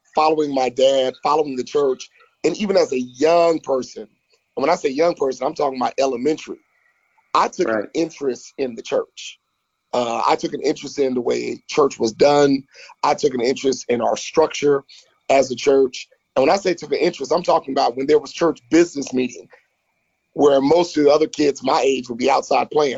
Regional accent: Florida, United States; also born or lived in Baton Rouge, Louisiana; Florida uh, is my home state

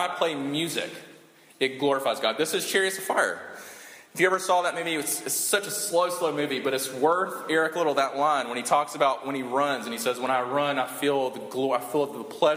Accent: South Carolina, United States; when I grew up in South Carolina, that's what my mom listened

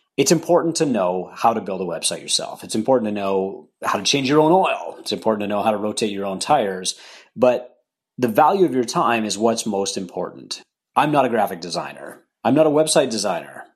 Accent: Canada; I'm a Canadian

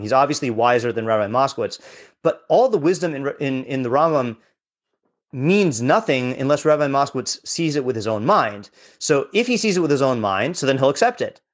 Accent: West Coast, United States; now in New York, United States; I grew up on the West Coast

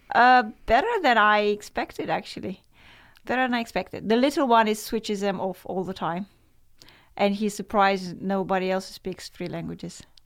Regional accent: Romania; moved away as an adult; now in Netherlands; growing up in Romania and communism

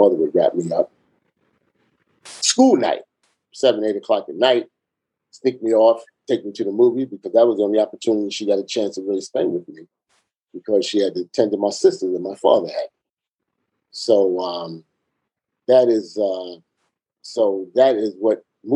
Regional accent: New York City, New York, United States; I grew up in the Lower East Side of Manhattan.

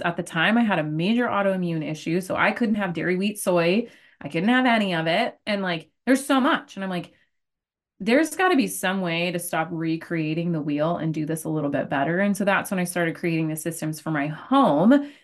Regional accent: Arizona, United States; I am from Arizona, born and raised, call it, uh, a desert rat

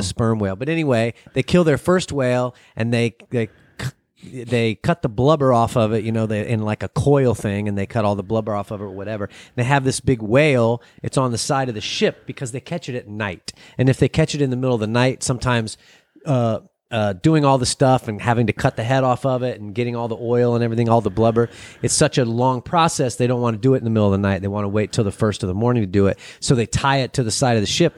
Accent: United States; I'm from America.

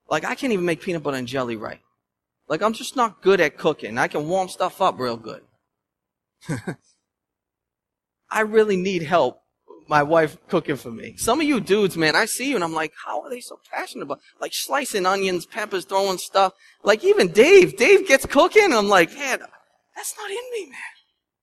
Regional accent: Lynn, Massachusetts, United States; I'm from Lynn. I'm a city boy at heart

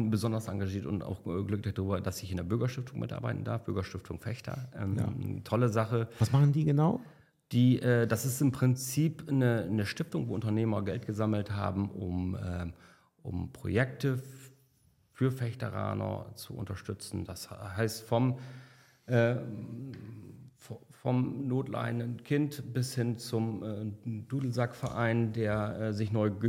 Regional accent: South Tyrol, Italy; ich bin eigentlich äh, Südtiroler und, äh, und Nordsee, aber ich fahre nach Malle.

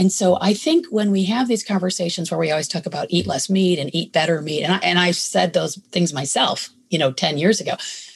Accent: Michigan, United States; moved away as an adult; also born or lived in New York City; now in California, United States; I grew up in a suburban part of Michigan

